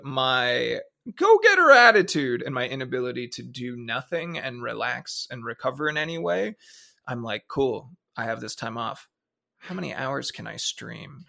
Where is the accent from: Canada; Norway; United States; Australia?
Canada; moved away as an adult; happy that I was from Canada, proud to be Canadian